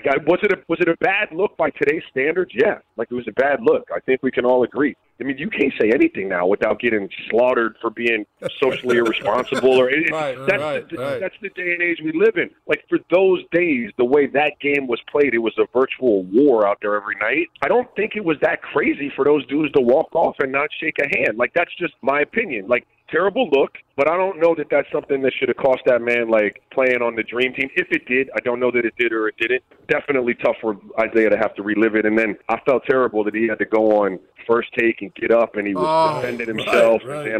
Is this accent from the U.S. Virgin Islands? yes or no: yes; U.S. Virgin Islands; And I grew up in the Virgin Islands, so we didn't get every NBA game at the time.